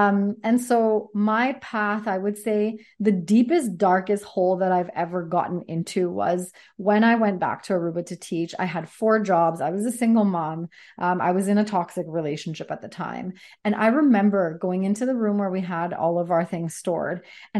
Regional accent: Sardis, British Columbia, Canada; now in Coquitlam, Canada; We lived all over BC, Fort St. John, Victoria. I grew up in Sardis, close to Chilliwack. And so now we're in Coquitlam.

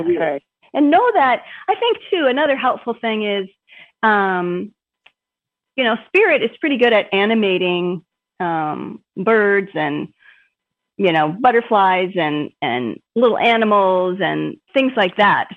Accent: Minnesota, United States; moved away; also born or lived in Boston area / California; I grew up here in Minnesota

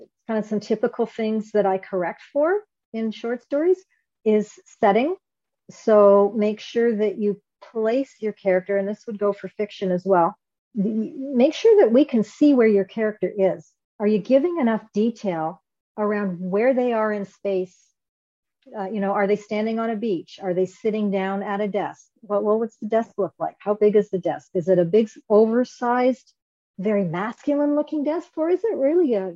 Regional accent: Canada; I'm Canadian, so I say

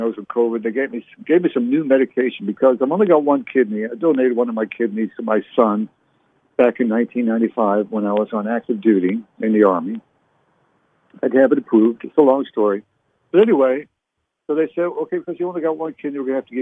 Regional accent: Canada; now in United States; I was born in Canada. So I'm a U.S. citizen now

